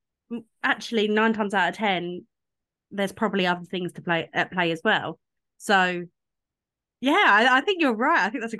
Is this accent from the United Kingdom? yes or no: yes; United Kingdom; us Brits